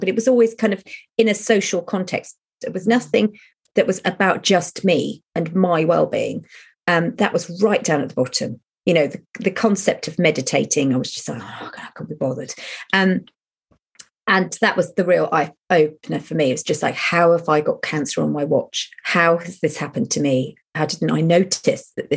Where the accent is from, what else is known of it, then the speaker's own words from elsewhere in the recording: United Kingdom; we're British